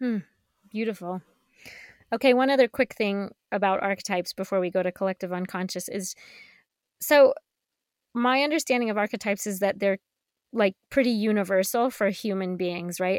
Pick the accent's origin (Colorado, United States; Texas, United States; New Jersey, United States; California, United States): Colorado, United States; I grew up in Colorado, and Columbine High School was about ten miles away from my house.